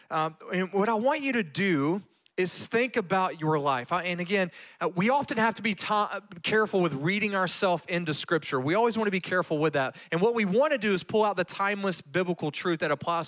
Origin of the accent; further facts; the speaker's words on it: Louisiana, United States; moved away as an adult; now in Graham, Texas, United States; I grew up in the Louisiana school system